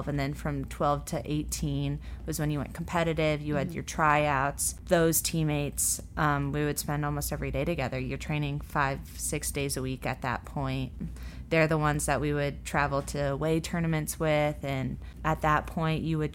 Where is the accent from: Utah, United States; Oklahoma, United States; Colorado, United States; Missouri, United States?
Colorado, United States; moved away as an adult; now in Louisville, United States; I grew up in Colorado